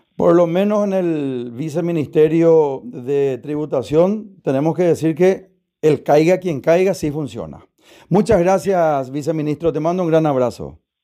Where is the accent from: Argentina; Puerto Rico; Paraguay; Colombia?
Paraguay; como paraguayo